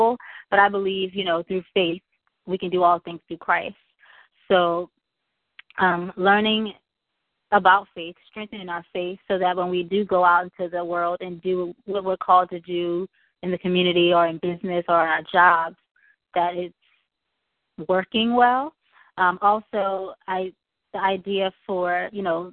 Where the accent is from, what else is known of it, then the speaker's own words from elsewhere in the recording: Charleston, South Carolina, United States; I am from Charleston, South Carolina